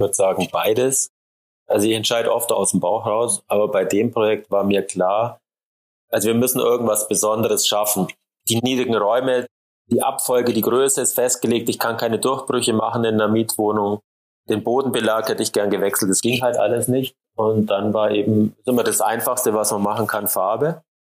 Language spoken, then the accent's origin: German; Allgäu, Bavaria, Germany; gar nicht so weit weg von dem Ort, wo ich aufgewachsen bin